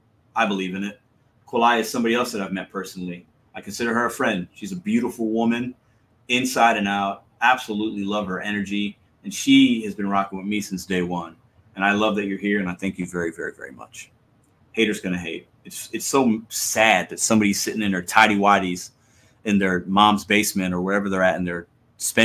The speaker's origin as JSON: {"language": "English", "town": "St. Louis", "region": "Missouri", "country": "United States", "said": "I'm a dude from St. Louis"}